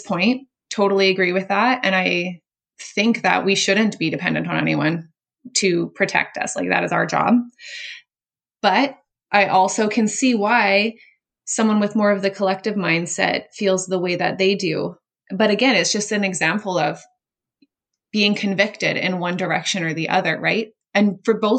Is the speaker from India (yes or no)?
no; Canada; I'm Canadian